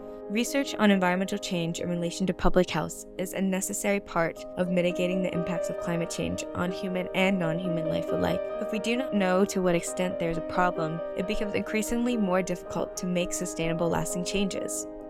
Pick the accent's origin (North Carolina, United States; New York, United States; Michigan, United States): New York, United States; New York City; This is an issue that is also relevant in my hometown of New York City